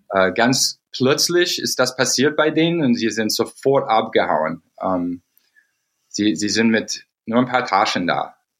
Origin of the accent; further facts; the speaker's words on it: United States; German is a second language; moved away; wo ich aufgewachsen bin in den USA